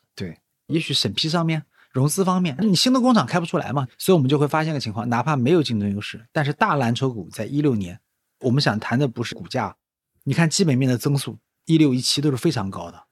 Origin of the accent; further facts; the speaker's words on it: Nanjing, Jiangsu, China; 我是个南京人嘛，然后大多数时候都生活在南京